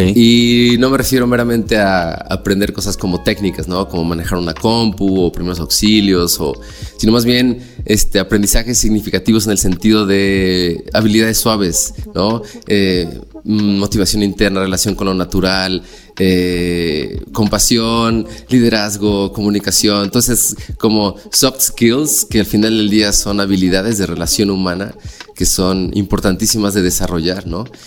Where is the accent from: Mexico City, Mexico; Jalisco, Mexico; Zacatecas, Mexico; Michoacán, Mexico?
Mexico City, Mexico; moved away as an adult; also born or lived in Cholula, Puebla; me salí de la Ciudad de México, terminé la prepa y vámonos, me fui a Cholula